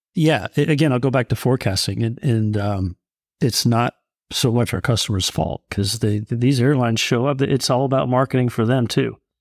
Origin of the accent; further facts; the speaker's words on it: California, United States; I grew up in California